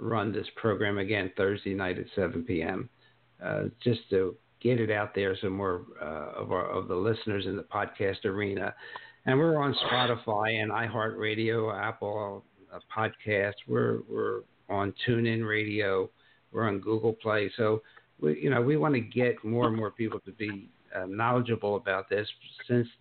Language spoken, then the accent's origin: English; Italy; now in United States; my home country of Italy